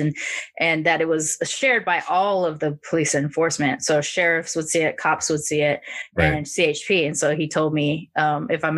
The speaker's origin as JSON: {"language": "English", "town": "Long Beach", "region": "California", "country": "United States", "tie": "born or raised there", "said": "growing up in Long Beach"}